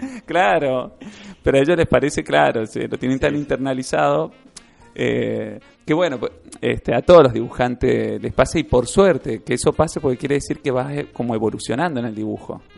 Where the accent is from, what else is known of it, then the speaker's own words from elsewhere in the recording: Mendoza, Argentina; es el lugar de, donde nací así que, que uno lo quiere por, por haber nacido ahí